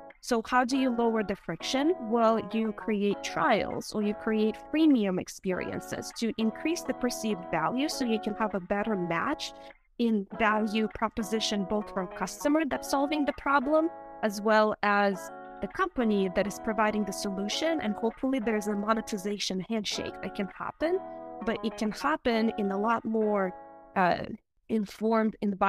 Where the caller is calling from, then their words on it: Nashville, Tennessee, United States; Hi, thank you for having me. I'm dialing in from Nashville, Tennessee.